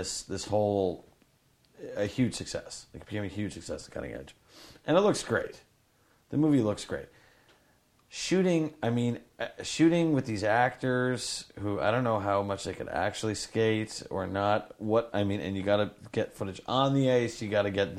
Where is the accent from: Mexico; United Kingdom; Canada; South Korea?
Canada; we're Canadian